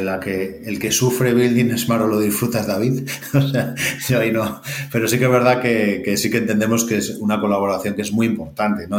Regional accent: El Espinar, Castile and León, Spain; como soy segoviano del Espinar

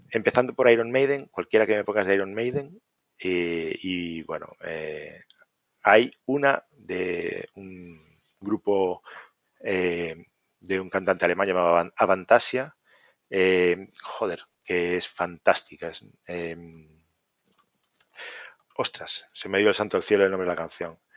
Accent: Santiago de Compostela, Galicia, Spain; born there; Galicia no hay ningún sitio que me disguste. Tenemos la suerte de, de tener una geografía espectacular. yo nací en Santiago, así que te voy a decir dos

